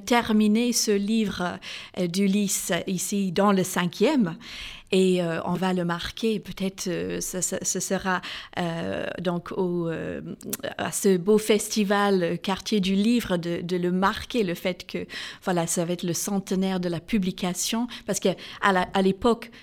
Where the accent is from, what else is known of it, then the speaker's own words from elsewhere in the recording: Northern Ireland, United Kingdom; moved away; j'ai grandi en Irlande du Nord